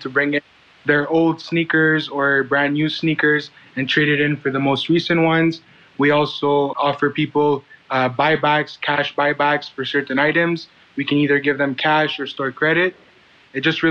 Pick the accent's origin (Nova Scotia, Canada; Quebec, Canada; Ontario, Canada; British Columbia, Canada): Quebec, Canada; Montreal; I was born and raised in Montreal on the East End